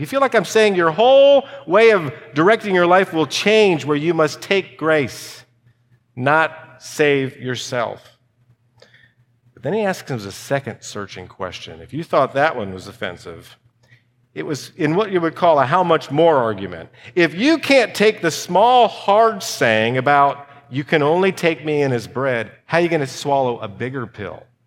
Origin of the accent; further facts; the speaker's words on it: United States; I'm an American